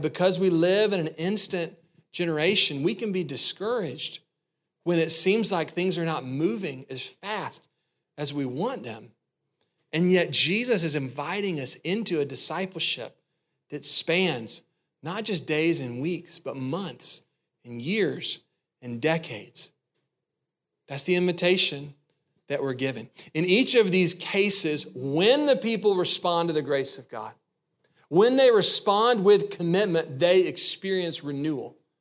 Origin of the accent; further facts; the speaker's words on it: the South, United States; I grew up in the South